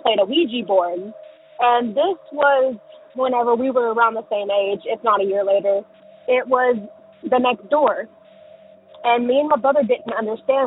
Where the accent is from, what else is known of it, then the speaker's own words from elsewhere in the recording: Orange, Texas, United States; I'm from Southeast Texas, Orange, Texas area